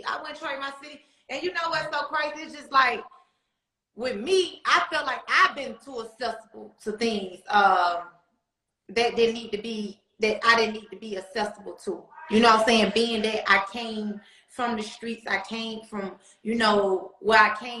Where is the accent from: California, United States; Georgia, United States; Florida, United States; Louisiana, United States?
Georgia, United States; Atlanta; Growing up in Atlanta, period, it was for me, it was everything.